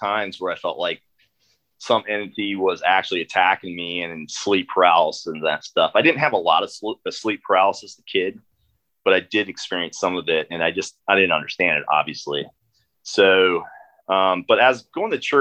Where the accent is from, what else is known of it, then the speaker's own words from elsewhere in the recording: Northeast Iowa, United States; I grew up, born and raised in Northeast Iowa, a small farming community